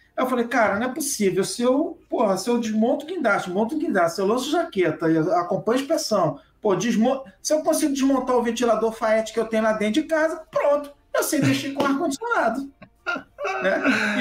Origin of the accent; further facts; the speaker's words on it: Rio de Janeiro, Brazil; eu sou do Rio de Janeiro.